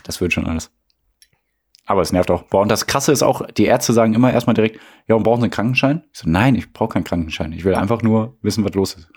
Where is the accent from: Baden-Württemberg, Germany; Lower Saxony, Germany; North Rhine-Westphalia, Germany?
North Rhine-Westphalia, Germany; Ruhr area; Aufgewachsen im Ruhrgebiet wurden wir zu dem, was wir heute sind